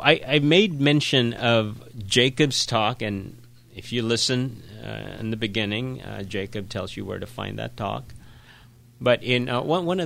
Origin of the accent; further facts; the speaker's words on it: Philippines; now in United States; I grew up in the Philippines